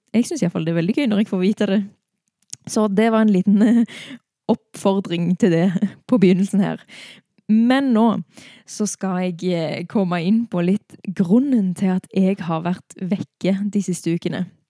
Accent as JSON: {"language": "Norwegian", "town": "Stavanger", "region": "Rogaland", "country": "Norway", "said": "hjemme i Stavanger da, for seks uker siden"}